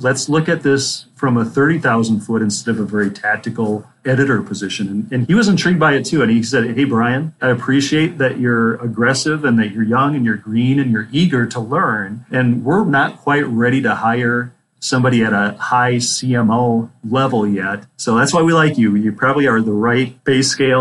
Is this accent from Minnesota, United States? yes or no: yes; Minnesota, United States; moved away as an adult; also born or lived in Phoenix, Arizona; I grew up in the state of Minnesota, lived a couple of years in the Phoenix, Arizona Valley area